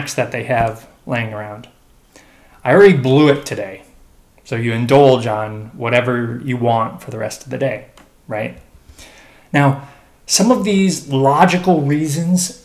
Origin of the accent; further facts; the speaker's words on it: Chicago, Illinois, United States; growing up in Chicago